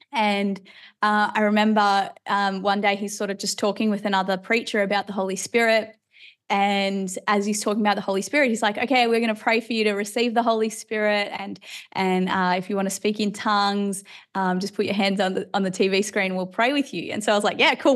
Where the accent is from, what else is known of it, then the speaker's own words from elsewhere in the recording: Australia; also born or lived in Ireland; we moved to Australia when I was about eight or nine years old. Uh, so now I'm an Aussie citizen.